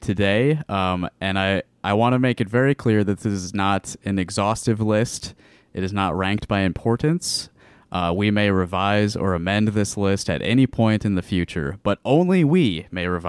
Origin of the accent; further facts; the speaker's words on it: Sioux City, Iowa, United States; I was born in Sioux City